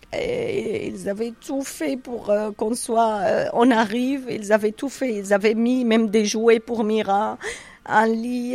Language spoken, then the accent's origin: French; Syria; moved away as an adult; also born or lived in Cairo, Egypt; now in France; quand on est parti de Syrie nous on a des biens là-bas